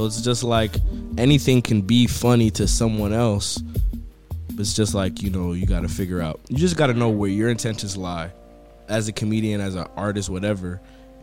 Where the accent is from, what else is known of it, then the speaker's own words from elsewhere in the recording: New York, United States; I was born in New York